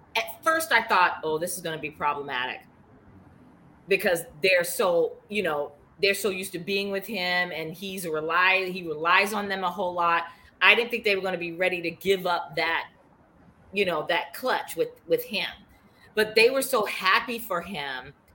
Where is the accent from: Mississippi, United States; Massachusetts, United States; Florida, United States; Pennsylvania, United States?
Massachusetts, United States; Boston; accent: Boston; my Boston accent